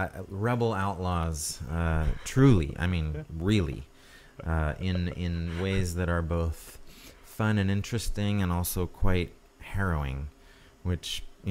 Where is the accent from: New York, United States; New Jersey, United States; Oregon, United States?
New York, United States; born there; So I was born in New York State